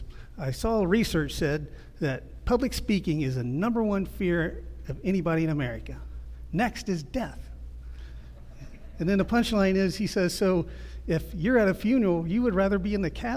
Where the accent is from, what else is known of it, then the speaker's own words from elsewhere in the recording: Ohio, United States; I'm from the Midwest, so you guys, I watch the Weather Channel. The weather out here is always the same to me, so I don't really pay attention to it too much. But in Ohio, the Weather Channel